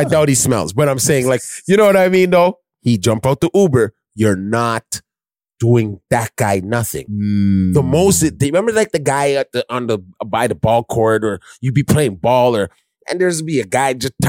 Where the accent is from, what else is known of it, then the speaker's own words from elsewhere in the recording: Chicago, Illinois, United States; You can't stop me. I'm from Chicago.